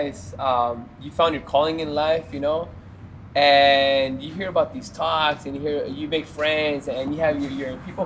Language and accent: English; Mexicali, Baja California, Mexico; moved away; also born or lived in Los Angeles; growing up in Mexicali and having Mexicanized Chinese food